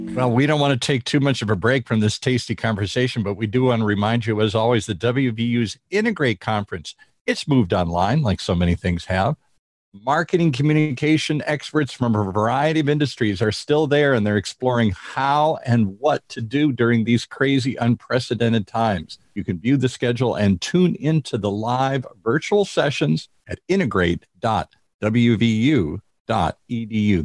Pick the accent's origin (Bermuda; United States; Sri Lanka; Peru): United States; Midwest; moved away as an adult; now in Southern California, United States; I grew up in the Midwest